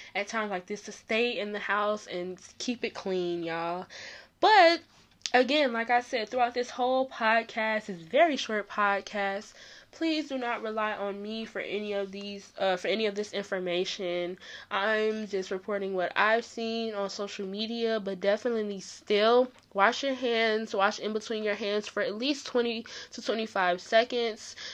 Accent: Chicago, Illinois, United States; Chicago, my hometown

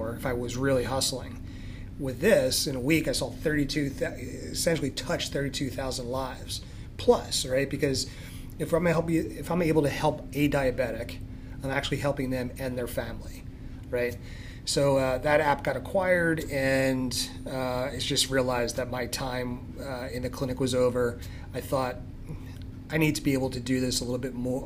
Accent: Philadelphia, Pennsylvania, United States; moved away as an adult; also born or lived in Limerick, Pennsylvania; now in Douglasville, United States; Originally from Philadelphia. You know, 28 years there. Grew up in northeast Philadelphia, Olney

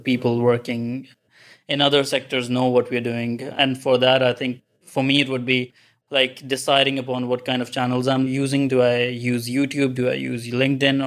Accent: Pakistan; moved away as an adult; also born or lived in Kongsberg, Norway; now in Trondheim, Norway; I'm basically from Pakistan. So I moved here for my master's in Norway

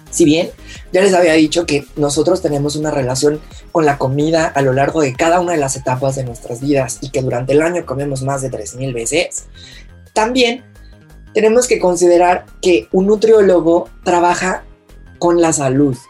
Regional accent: Mexico; todos como mexicanos mexicanos que somos

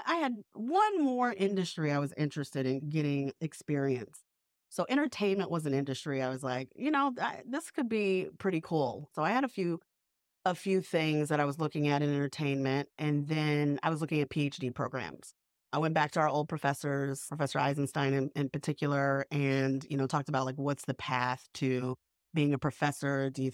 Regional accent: New York, United States; now in Savannah, United States; I'm a New Yorker, so I just walk everywhere.

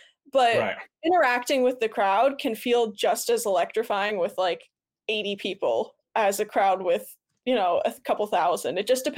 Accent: New Jersey, United States; Like I came from New Jersey.

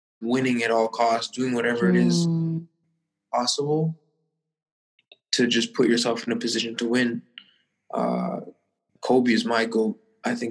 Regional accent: Toronto, Ontario, Canada; growing up in Toronto

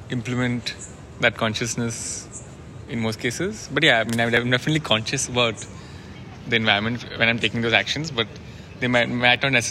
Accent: Kolkata, West Bengal, India; So in my hometown in Calcutta, I'm working on a project to make the auto rickshaws of Calcutta more accessible.

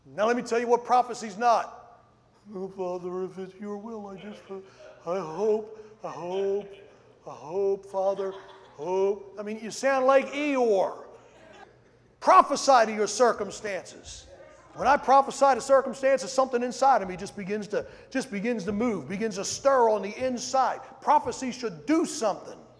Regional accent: Ridley Township, Pennsylvania, United States; moved away as an adult; also born or lived in Louisiana; I grew up in Ridley Township

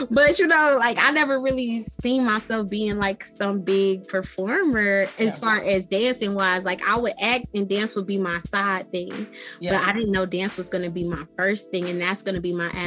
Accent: Michigan, United States; I'm from Michigan, honey.

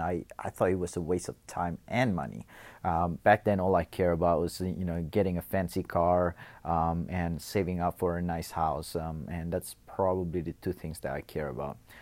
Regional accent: Indonesia; moved away as an adult; also born or lived in Los Angeles, United States; now in Perth, Australia; I was actually born in Indonesia, and then I went to L A for middle school in, uh, for about two years, um, and came back to Indonesia, um, spent the high school there before I moved to Australia.

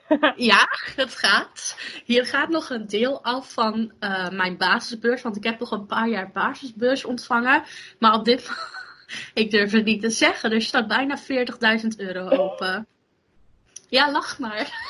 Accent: Borssele, Zeeland, Netherlands; in de gemeente waar ik vandaan kom, in Zeeland, in de gemeente Borselen

